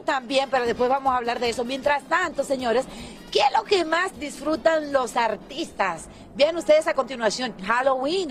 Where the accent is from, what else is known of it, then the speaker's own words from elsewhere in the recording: Dominican Republic; mi gente dominicana